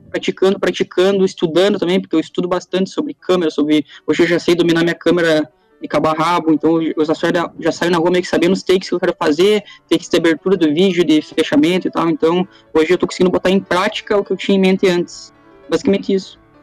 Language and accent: Portuguese; Passo Fundo, Rio Grande do Sul, Brazil; moved away as an adult; now in Ireland; Eu sou de Passo Fundo também, sou de outra cidade, na verdade, do Rio Grande do Sul, mas eu era de Passo Fundo